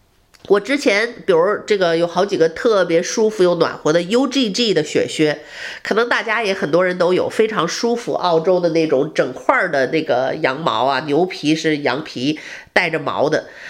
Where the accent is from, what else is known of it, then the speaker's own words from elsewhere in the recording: northern China, China; 我小时候是北方长大的人，经常北京也下雪啊，那个东北也下雪，我对雪是非常熟悉。